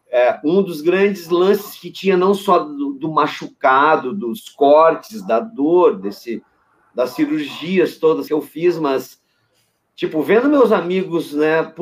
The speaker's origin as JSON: {"language": "Portuguese", "town": "Santa Rosa", "region": "Rio Grande do Sul", "country": "Brazil", "tie": "born or raised there", "also_born_or_lived": "Torres", "said": "eu morava no interior do Rio Grande do Sul, nasci lá em Santa Rosa, lá na fronteira, lá."}